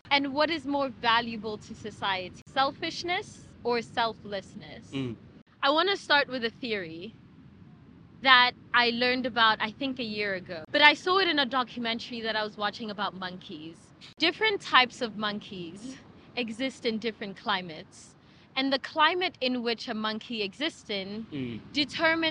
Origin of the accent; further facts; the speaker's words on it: South Africa; I'm South African, and I was born in and am part of a culture that exists in one of the most abundant climates in the world.